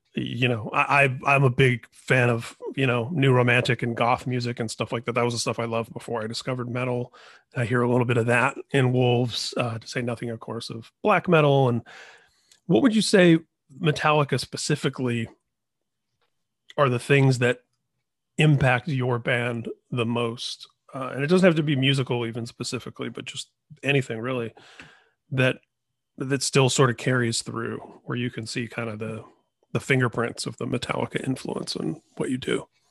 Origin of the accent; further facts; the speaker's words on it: Indiana, United States; moved away; also born or lived in Washington; I grew up in Indiana